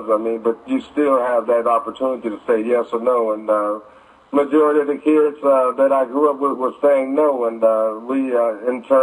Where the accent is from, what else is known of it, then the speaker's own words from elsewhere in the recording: Detroit, Michigan, United States; what was my childhood like growing up in Detroit? Well, um, it was pretty much like um, any other kid's uh, child life that are growing up today in uh, poverty.